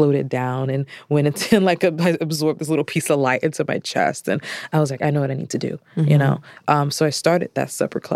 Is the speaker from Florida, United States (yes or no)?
yes; Orlando, Florida, United States; I'm from Orlando, Florida.